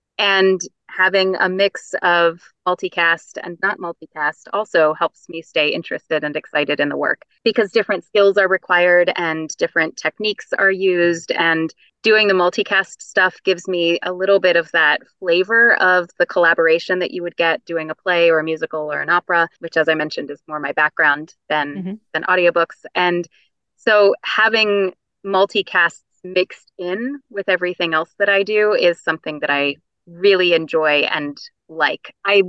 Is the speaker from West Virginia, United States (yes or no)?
yes; West Virginia, United States; accent: Appalachian; I grew up in West Virginia and had a bit of an Appalachian accent as I was growing up.